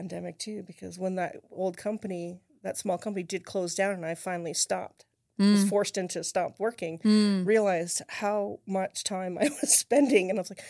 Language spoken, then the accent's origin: English; Saskatchewan, Canada; moved away as an adult; now in United States; I'm from Canada originally.